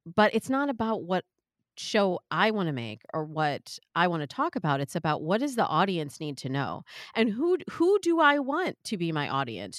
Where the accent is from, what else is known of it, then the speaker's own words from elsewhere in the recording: Midwest, United States; I'm from the Midwest